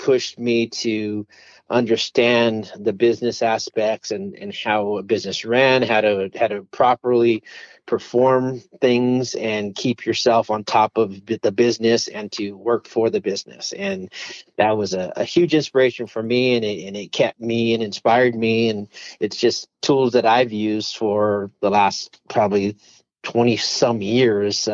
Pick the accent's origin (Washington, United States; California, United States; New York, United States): California, United States; Monterey Park; moved away as an adult; also born or lived in Los Angeles, California; now in Arizona, United States; grew up in the Monterey Park, Montebello area